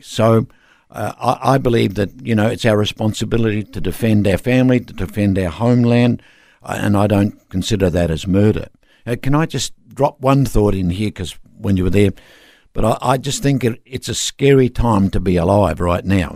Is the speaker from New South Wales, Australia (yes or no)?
no; Darwin, Northern Territory, Australia; I'm from Darwin